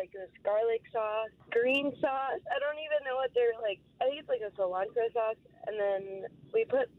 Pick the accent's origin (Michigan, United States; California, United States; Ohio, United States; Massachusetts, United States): California, United States; Riverside; also born or lived in Colombia; I am from Riverside, but I was born in Columbia.